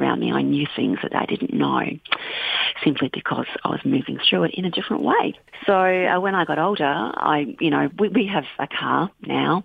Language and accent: English; Bendigo, Victoria, Australia; now in Western Australia, Australia; I grew up near Bendigo in central Victoria